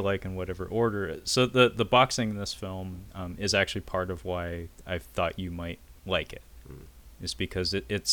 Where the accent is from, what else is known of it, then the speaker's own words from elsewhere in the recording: Seattle, Washington, United States; growing up in Seattle